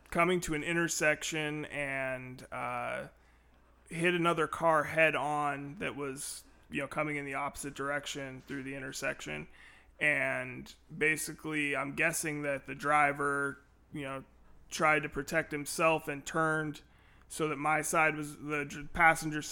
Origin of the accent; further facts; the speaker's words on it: Renton, Washington, United States; now in Olympia, United States; Born and raised in Renton, Washington. Moved to Olympia as a teenager